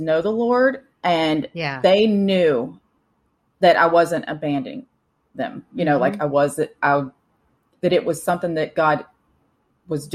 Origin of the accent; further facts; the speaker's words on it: Florida, United States; moved away as an adult; also born or lived in Texas; I'm transplanted back in Florida, my hometown that I said I would never live in again, ever